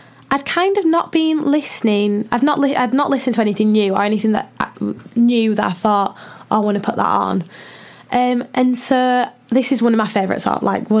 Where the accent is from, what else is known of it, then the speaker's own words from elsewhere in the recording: Birmingham, West Midlands, United Kingdom; I'm from Birmingham.